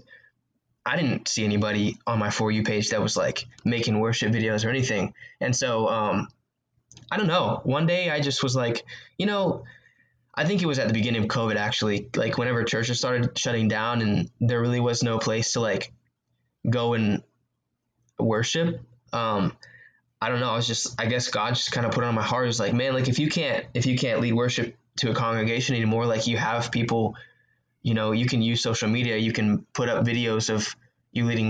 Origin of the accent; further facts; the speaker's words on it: Houston, Texas, United States; I grew up in Houston, Texas, and I went to a church called